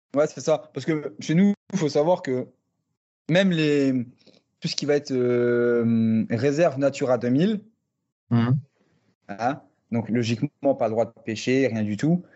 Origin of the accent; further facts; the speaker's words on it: near the Luxembourg border, Grand Est, France; je viens du nord-est de la France, euh, côté euh, frontière luxembourgeoise, pêcheur passionné depuis euh, la poussette, hein. j'ai grandi au bord de l'eau clairement